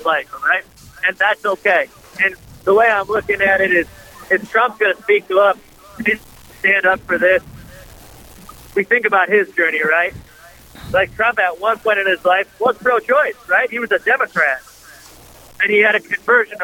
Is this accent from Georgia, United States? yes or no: no; Bismarck, North Dakota, United States; moved away; I'm originally from Bismarck, North Dakota